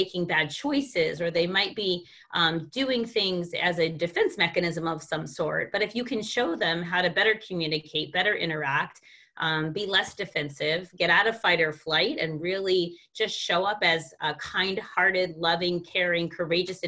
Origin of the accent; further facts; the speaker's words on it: New Jersey, United States; moved away; also born or lived in East Coast between Washington, D.C., and Florida; I grew up in New Jersey